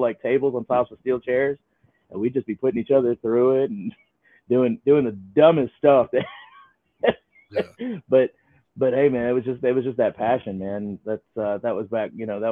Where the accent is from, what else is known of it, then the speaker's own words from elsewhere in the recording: Atlanta, Georgia, United States; also born or lived in Milledgeville, Georgia; some guys that I grew up with back in Atlanta